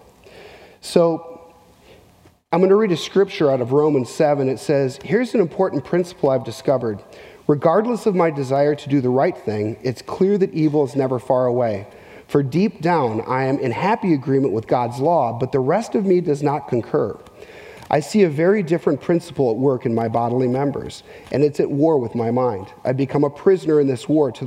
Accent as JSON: {"language": "English", "town": "Minneapolis", "region": "Minnesota", "country": "United States", "tie": "born or raised there", "also_born_or_lived": "central Arkansas", "moved": "yes", "said": "I grew up in Minneapolis, Minnesota"}